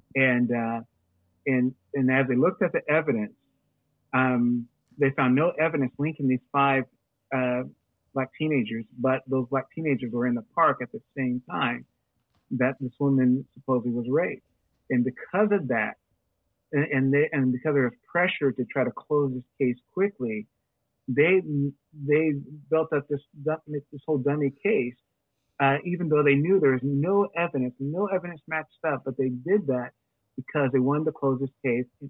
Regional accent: United States; we as Christians in America

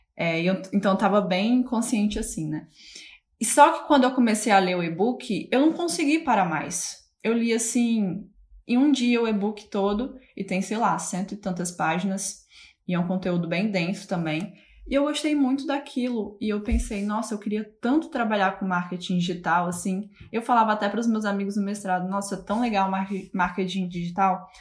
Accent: Fortaleza, Ceará, Brazil; moved away as an adult; also born or lived in Hull, England; now in Manchester, United Kingdom; na mesma cidade que eu nasci, né? Que é Fortaleza, Ceará. Sou, sou do Ceará

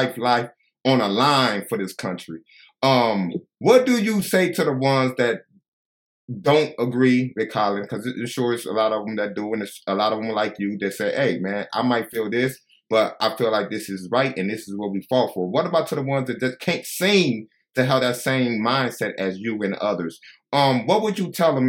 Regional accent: Chicago, Illinois, United States; I'm from Chicago.

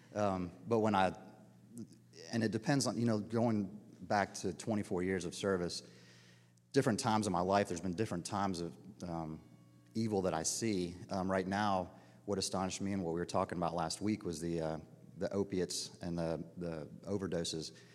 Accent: Dunwoody, Georgia, United States; moved away as an adult; I grew up in Dunwoody, Georgia, middle class

